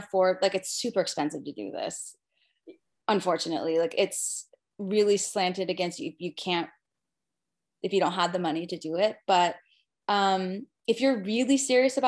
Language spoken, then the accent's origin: English; California, United States; also born or lived in Utah; now in New York, United States; I grew up in California